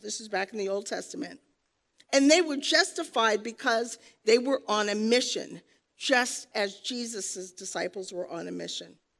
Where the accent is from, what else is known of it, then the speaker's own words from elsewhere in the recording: New York, United States; moved away; I'm a New Yorker. Proud to be from New York, where we drink coffee. And we talk like this.